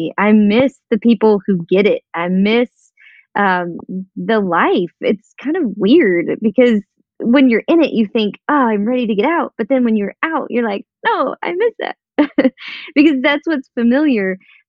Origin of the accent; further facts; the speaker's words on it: Indiana, United States; born there; he was born in New York, I was born in Indiana, Emily was born in Germany, Colin was born in Kentucky.